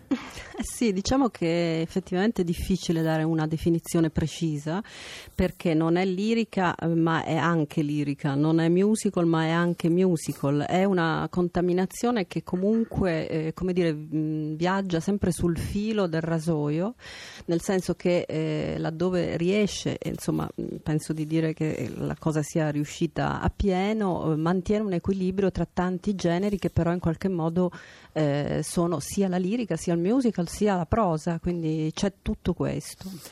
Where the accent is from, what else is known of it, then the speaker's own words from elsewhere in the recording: Milan, Lombardy, Italy; now in Palermo, Italy; fondamentalmente io sono una milanese, quindi eh, sono moltissimi anni che manco dalla mia città